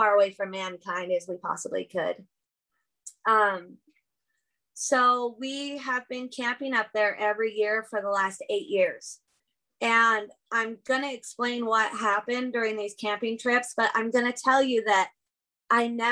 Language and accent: English; California, United States; now in Idaho, United States; I've lived in Idaho for almost the last 20 years. Before that, I grew up in California.